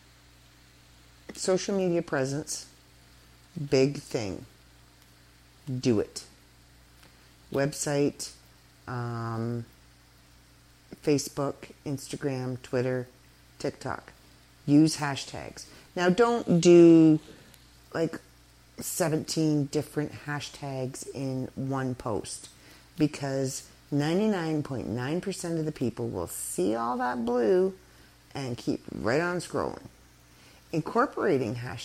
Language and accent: English; Canada; We are Canadian. We're still here